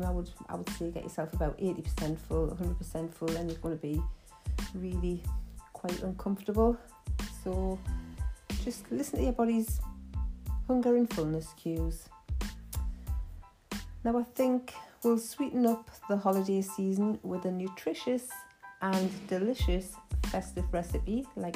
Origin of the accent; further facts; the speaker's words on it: Geordie, North East England, United Kingdom; accent: Geordie; my Geordie accent